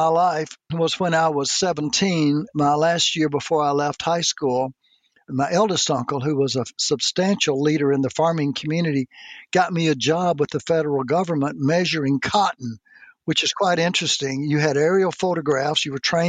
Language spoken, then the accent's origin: English; Mississippi, United States; I grew up in Mississippi, which has been known as a very poor state